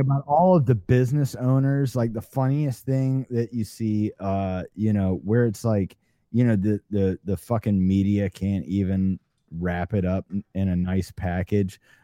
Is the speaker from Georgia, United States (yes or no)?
yes; Atlanta, Georgia, United States; I grew up in Atlanta